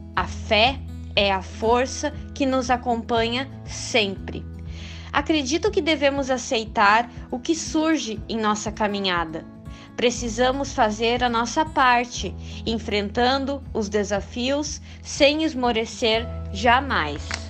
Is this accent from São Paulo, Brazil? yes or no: no; Candelária, Rio Grande do Sul, Brazil; sou da cidade de Candelária, Rio Grande do Sul